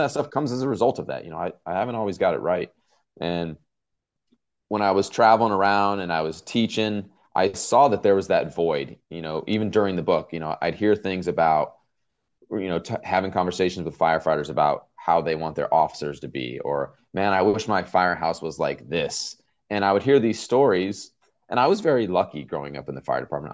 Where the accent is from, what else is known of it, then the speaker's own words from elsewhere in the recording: outside Los Angeles, Southern California, United States; now in Norfolk, United States; I grew up in Southern California, probably, uh, maybe twenty minutes, if that, outside the city of Los Angeles